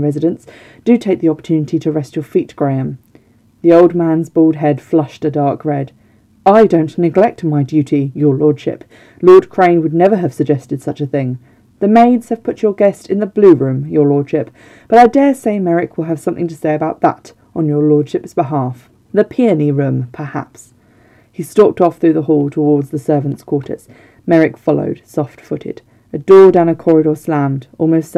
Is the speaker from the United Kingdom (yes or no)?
yes; Somerset, South West England, United Kingdom; can you tell I'm from the south? Can you tell I'm from Somerset? Or have spent large parts of my life living there